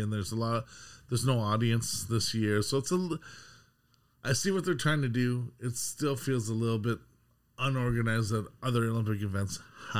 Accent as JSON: {"language": "English", "country": "Canada"}